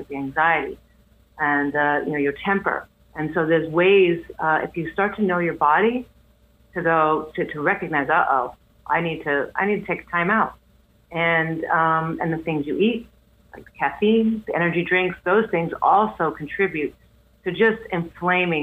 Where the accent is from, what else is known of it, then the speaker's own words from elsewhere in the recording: New York City, New York, United States; I'm from Queens